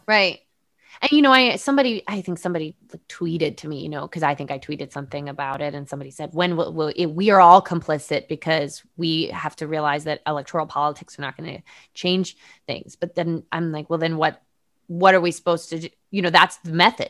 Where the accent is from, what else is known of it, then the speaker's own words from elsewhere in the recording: Connecticut, United States; I grew up in Connecticut, you know, close, close-ish to Sandy Hook